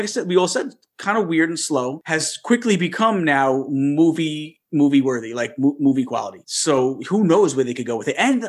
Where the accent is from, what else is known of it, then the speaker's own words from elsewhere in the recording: New York, United States; We're New Yorkers.